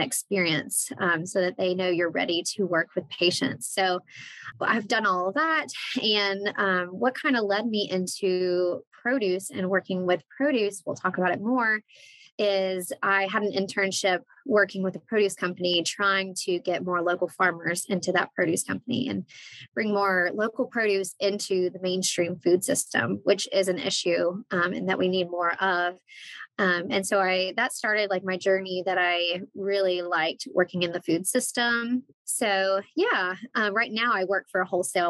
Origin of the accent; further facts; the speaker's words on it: North Carolina, United States; I'm from North Carolina. I'm still based in North Carolina.